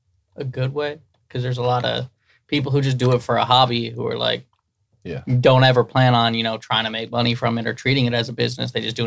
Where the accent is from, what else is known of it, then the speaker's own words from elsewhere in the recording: Cleveland, Ohio, United States; moved away; I'm from Cleveland.